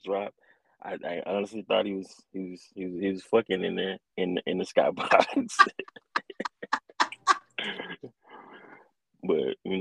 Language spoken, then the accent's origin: English; Mississippi, United States; I'm from Mississippi